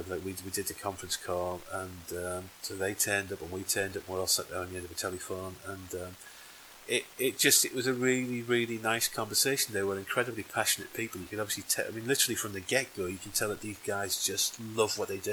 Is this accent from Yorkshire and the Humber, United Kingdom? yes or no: yes; Yorkshire and the Humber, United Kingdom; I'm from Yorkshire